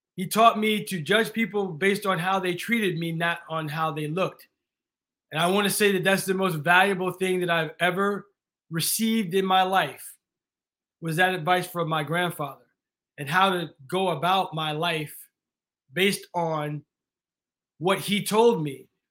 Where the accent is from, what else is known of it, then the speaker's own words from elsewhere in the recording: East Coast, United States; moved away as an adult; also born or lived in San Diego, California; I grew up on the East Coast, shoveling the driveway all my life